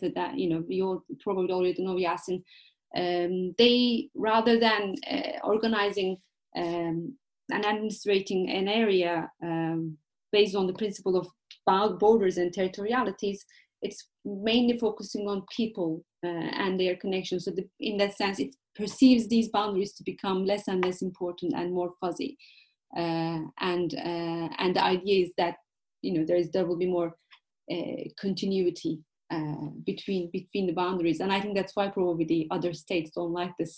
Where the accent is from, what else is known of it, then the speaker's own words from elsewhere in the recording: Van, Turkey; I was born in Van, and I'm familiar with the language.